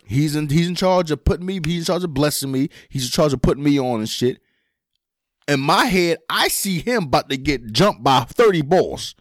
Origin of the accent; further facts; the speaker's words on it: Philadelphia, Pennsylvania, United States; we grew up in Philly